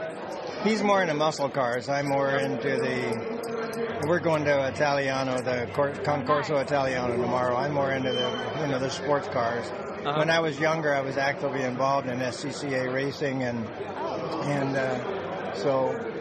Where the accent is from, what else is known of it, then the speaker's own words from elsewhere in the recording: San Andreas, California, United States; I'm from a small town in the foothills of California called San Andreas